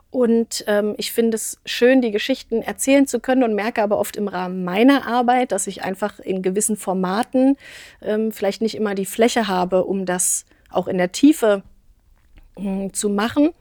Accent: near Magdeburg, Saxony-Anhalt, Germany; moved away as an adult; also born or lived in Kassel, Hesse / Berlin / Wetzlar; now in Marburg, Germany; ursprünglich geboren tatsächlich in Hessen, ähm, auch in Kassel, aber bin in der Nähe von Magdeburg aufgewachsen

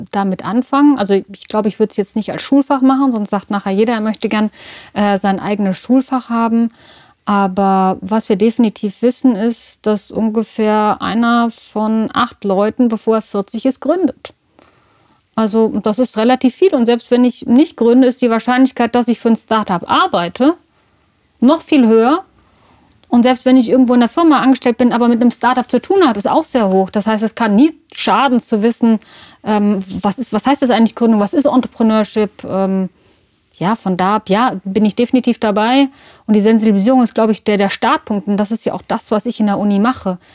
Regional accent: Marburg, Hesse, Germany; now in Düsseldorf, Germany; Ja, ich komme aus Marburg, habe dann ähm, aber auch lange Zeit und lebe auch immer noch äh, zum Teil in Düsseldorf.

